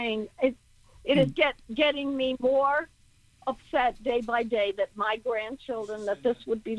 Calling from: Connecticut, United States; …. I'm from Connecticut

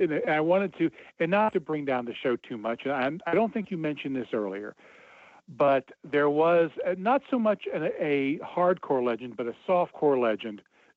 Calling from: Cincinnati, Ohio, United States; This is … from Cincinnati.

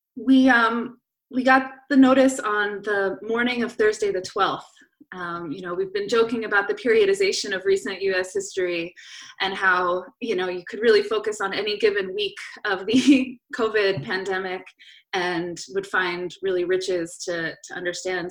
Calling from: Philadelphia, Pennsylvania, United States; I'm calling in from South Philadelphia

